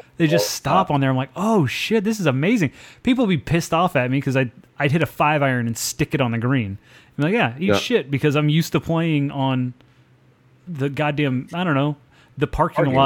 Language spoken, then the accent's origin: English; central Oklahoma, United States; now in Central Texas, United States; The course in my hometown, it was a municipal course